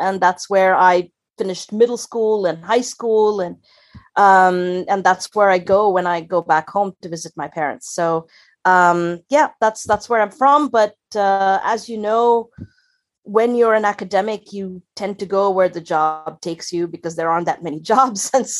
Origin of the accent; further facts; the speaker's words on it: Chennai, Tamil Nadu, India; moved away as an adult; also born or lived in Tiruchirappalli, India; now in Berlin, Germany; I grew up in Tamil Nadu, which is a state in a big state in South India, and grew up in a small town called Trichy or Tiruchirappalli, which is where my father was raised and brought up, and stayed there till I was about, I think, 10 or 11 years old. And then we moved to the big city, which is Chennai or Madras